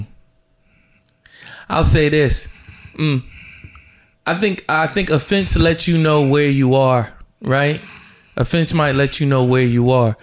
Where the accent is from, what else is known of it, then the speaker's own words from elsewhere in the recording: New Jersey, United States; also born or lived in Georgia; I'm from Jersey